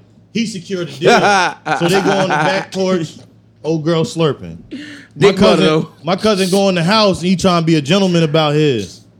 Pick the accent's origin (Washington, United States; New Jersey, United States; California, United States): New Jersey, United States; I'm from Jersey.